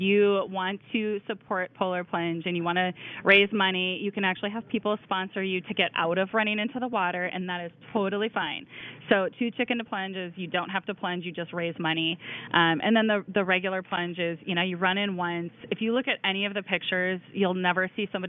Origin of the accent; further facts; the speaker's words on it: Minnesota, United States; moved away; we're Minnesotans